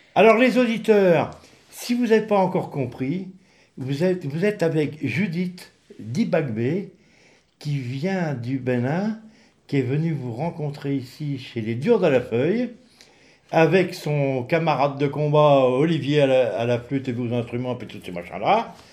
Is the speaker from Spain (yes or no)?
no; France; chez nous en France